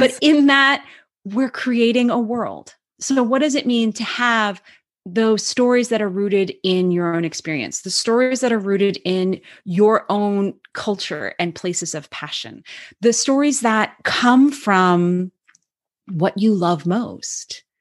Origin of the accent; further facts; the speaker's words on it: Cape Cod, Massachusetts, United States; grew up as an Irish Catholic kid in Cape, on Cape Cod, Massachusetts